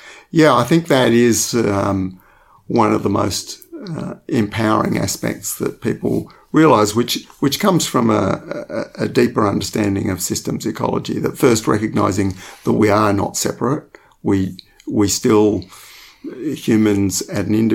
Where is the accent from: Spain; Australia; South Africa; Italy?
Australia; Western Australia; growing up in Western Australia in the 1960s